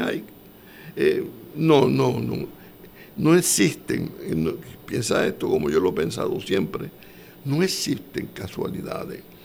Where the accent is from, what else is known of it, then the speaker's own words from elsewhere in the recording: Puerto Rico; yo soy puertorriqueño